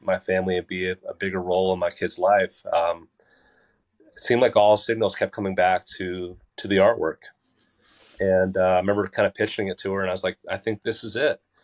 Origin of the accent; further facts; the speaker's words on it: Basking Ridge, New Jersey, United States; I grew up in Baskin Ridge in the shadow of Far Hills